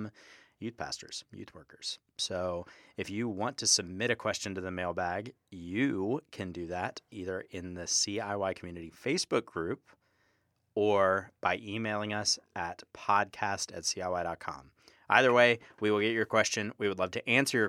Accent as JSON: {"language": "English", "town": "Jacksonville", "region": "Florida", "country": "United States", "tie": "born or raised there", "said": "my hometown of Jacksonville, Florida"}